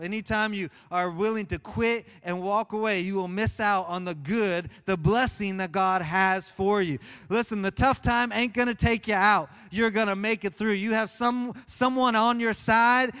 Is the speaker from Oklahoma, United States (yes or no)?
yes; Oklahoma, United States; I'm from Oklahoma